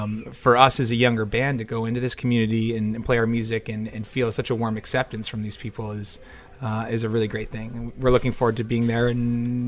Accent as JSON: {"language": "English", "town": "Hartford", "region": "Connecticut", "country": "United States", "said": "We're from Connecticut. Most of us are from Connecticut. We have two guys that live in New York, but we say, you know, we're based out of Hartford, Connecticut."}